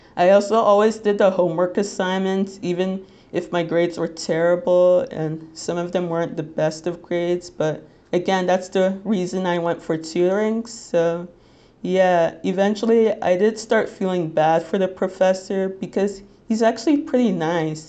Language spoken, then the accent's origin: English; Little Ferry, New Jersey, United States